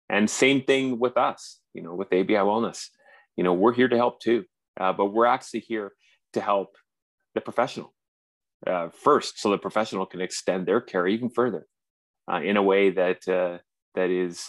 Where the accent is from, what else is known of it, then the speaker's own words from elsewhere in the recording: Canada; accent: strong Canadian; now in Vancouver, Canada; as you can tell by my strong Canadian accent, I'm in Vancouver, British Columbia